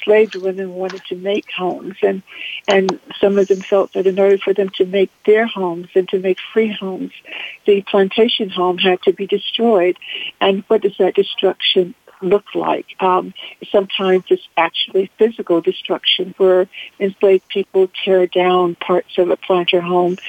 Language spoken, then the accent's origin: English; the South, United States; I grew up in the South, and so I have a special sense of home and the meaning of home as a Southerner.